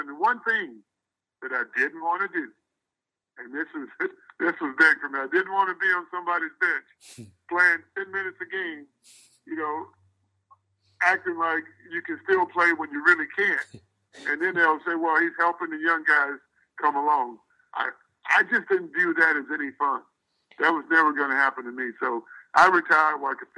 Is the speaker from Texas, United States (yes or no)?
yes; Houston, Texas, United States; I grew up in Houston